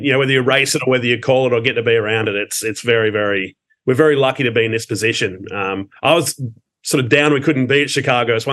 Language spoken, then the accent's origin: English; Adelaide, South Australia, Australia; as a kid growing up in Adelaide